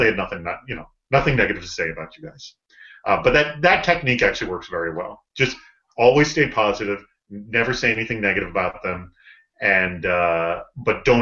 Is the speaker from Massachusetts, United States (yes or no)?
yes; Boston, Massachusetts, United States; moved away as an adult; also born or lived in St. Louis; I grew up in Boston